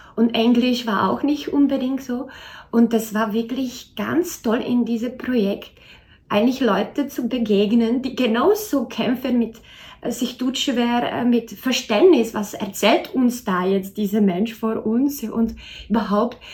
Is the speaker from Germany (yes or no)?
no; Czechia; moved away as an adult; now in Austria; ich bin gebürtige Tschechin